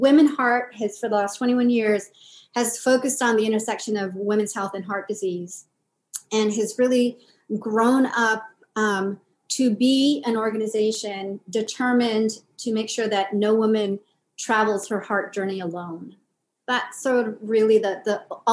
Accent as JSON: {"language": "English", "town": "Los Angeles", "region": "California", "country": "United States", "tie": "born or raised there", "also_born_or_lived": "Philippines", "lives_now": "Washington, D.C., United States", "said": "we moved to LA when I was six"}